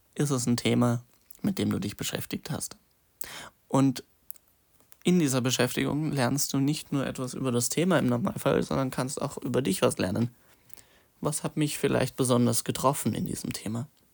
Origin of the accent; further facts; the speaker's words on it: Munich, Bavaria, Germany; ich komme ja aus Bayern, München